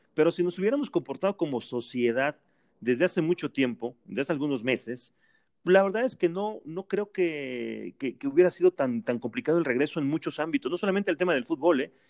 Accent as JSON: {"language": "Spanish", "country": "Mexico"}